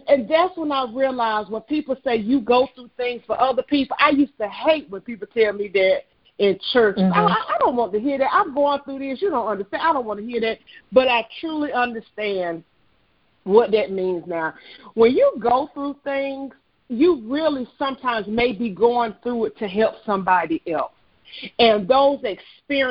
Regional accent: Southern Pines, North Carolina, United States; I'm originally from Southern Pines, North Carolina. I've been born and raised in North Carolina

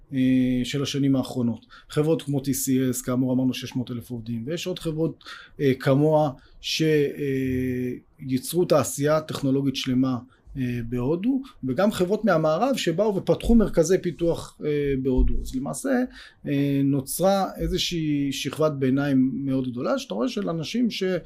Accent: Israel; אנחנו גדלנו פה בישראל

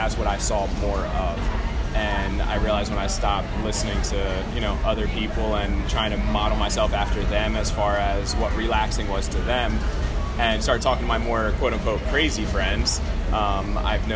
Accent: New Jersey, United States; moved away; I'm from New Jersey. I have a couple of friends who were down here, and that's why I came down here

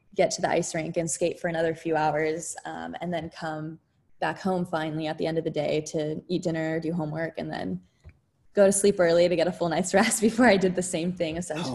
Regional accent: San Jose, California, United States; I grew up yeah. in San Jose, California

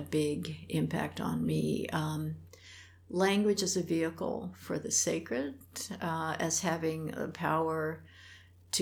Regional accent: Detroit, Michigan, United States; first language Polish; English is a second language; moved away; also born or lived in Hamburg, Germany; I grew up in Detroit

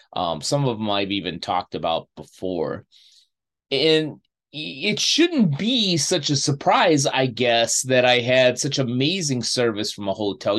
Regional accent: Chicago, Illinois, United States; moved away; I go back to my hometown of Chicago to see family and friends

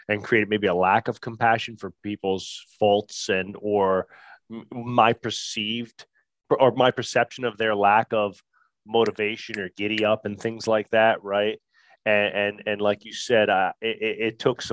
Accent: New Jersey, United States; I'm from Jersey

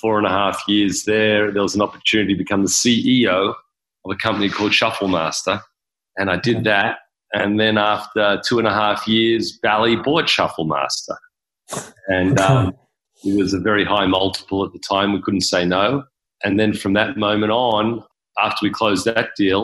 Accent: Sydney, New South Wales, Australia; moved away as an adult; now in Las Vegas, United States; I was born and raised in Australia, in Sydney

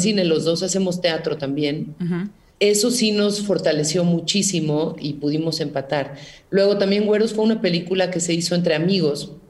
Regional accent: Mexico; como decimos en México

